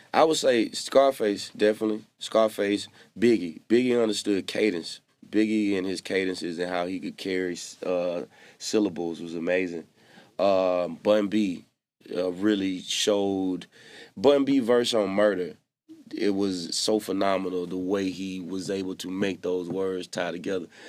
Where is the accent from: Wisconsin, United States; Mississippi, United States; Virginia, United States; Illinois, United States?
Mississippi, United States; I'm from Mississippi